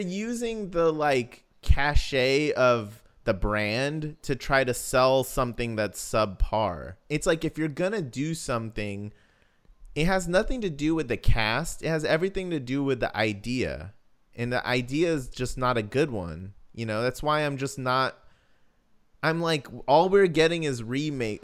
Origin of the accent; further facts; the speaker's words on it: the West, West Coast, United States; I'm from the West